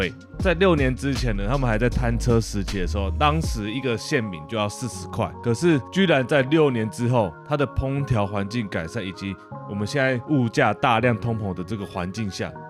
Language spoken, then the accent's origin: Chinese; Taiwan; 刚好我们台湾人现在就是吃这一套嘛